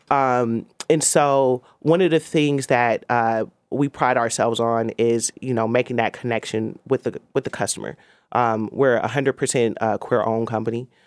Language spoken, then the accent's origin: English; Oakland, California, United States; I'm an Oakland native